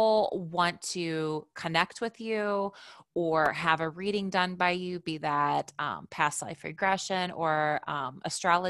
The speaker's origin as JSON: {"language": "English", "region": "Indiana", "country": "United States", "said": "we're both from Indiana"}